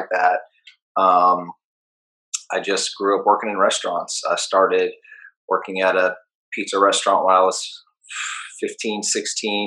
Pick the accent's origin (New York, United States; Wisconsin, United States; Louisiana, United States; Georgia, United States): Louisiana, United States; New Orleans; growing up in New Orleans